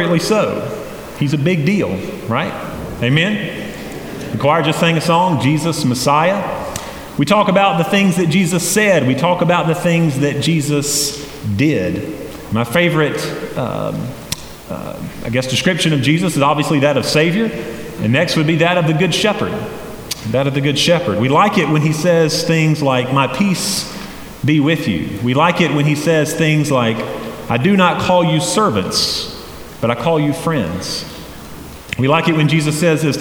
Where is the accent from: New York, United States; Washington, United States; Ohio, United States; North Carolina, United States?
North Carolina, United States; Hendersonville; also born or lived in Boiling Springs; I grew up in Hendersonville